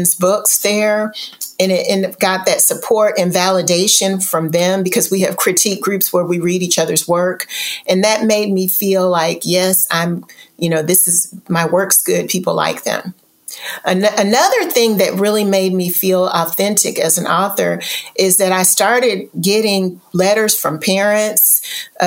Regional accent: Louisville, Kentucky, United States; now in Houston, United States; I'm originally from Louisville, Kentucky, and my family never traveled.

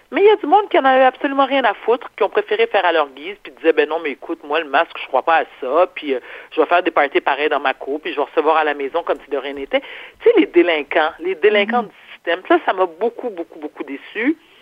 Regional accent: Quebec, Canada; also born or lived in New York / Paris; je suis née au Québec

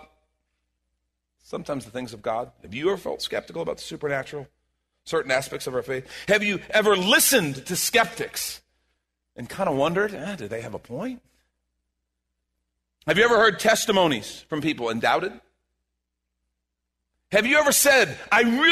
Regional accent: Chicago, Illinois, United States; moved away; I'm from Chicago

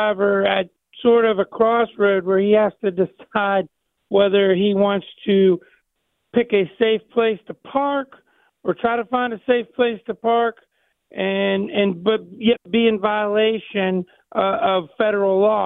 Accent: Ohio, United States; I'm from Ohio, just across the river

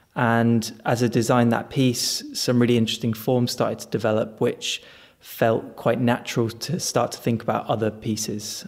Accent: Spain; moved away; also born or lived in China; I was born and brought up in Spain

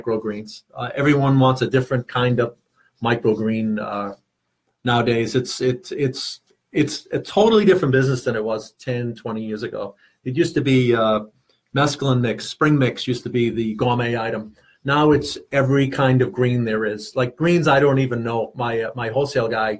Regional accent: Malden, Massachusetts, United States; we grew up in Malden

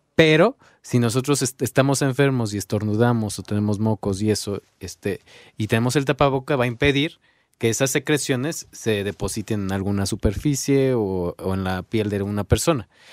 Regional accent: Mexico

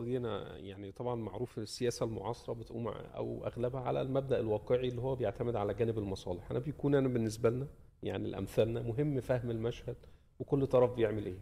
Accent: Egypt; أنا بعتبر نفسي ك- كمصري

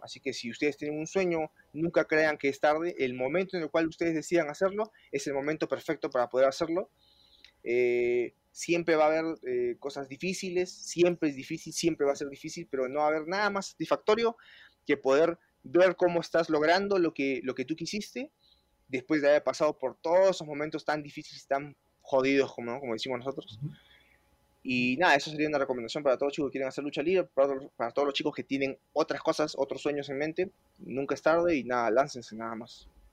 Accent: Peru; moved away as an adult; now in Mexico; yo peruano

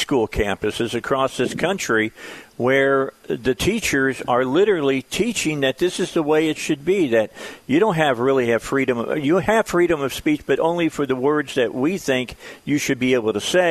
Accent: right outside of Chicago, Illinois, United States; also born or lived in Gary, Indiana; now in Arkansas, United States; I'm a Midwestern. I grew up right outside of Chicago. I was born in Gary, Indiana

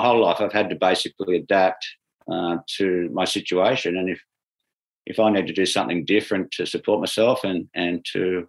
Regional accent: Sydney, New South Wales, Australia; I grew up in Sydney, and my roots were here

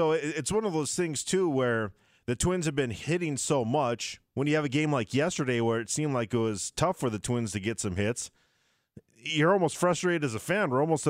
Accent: Barnesville, Minnesota, United States; suburbs of my hometown, Barnesville

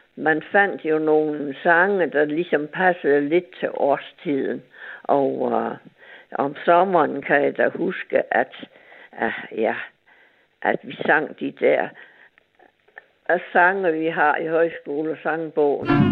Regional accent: Nykøbing Mors, North Denmark Region, Denmark; Jeg er jo fra Mors, fra Nykøben

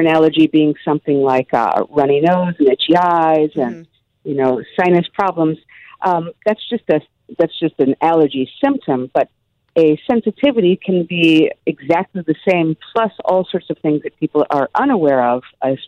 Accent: Midwest, United States; I grew up in the Midwest.

